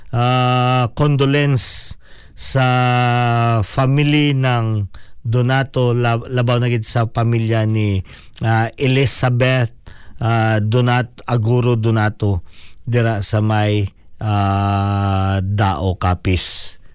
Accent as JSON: {"language": "Tagalog", "country": "Philippines", "second_language": "Tagalog", "moved": "yes", "lives_now": "New Zealand", "said": "Dahil Pilipino tayo"}